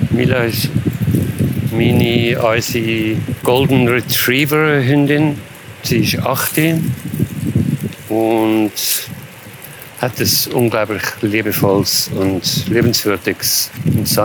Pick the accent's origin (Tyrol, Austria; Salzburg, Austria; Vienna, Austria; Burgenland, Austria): Salzburg, Austria; ich bin auf dem Land aufgewachsen und ich bin immer in der Natur gewesen, im Waldhaus und Salzburg.